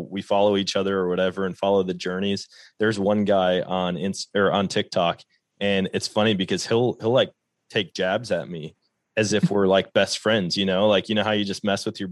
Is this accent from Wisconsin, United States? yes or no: yes; Wisconsin, United States; moved away as an adult; now in Missouri, United States; growing up in Wisconsin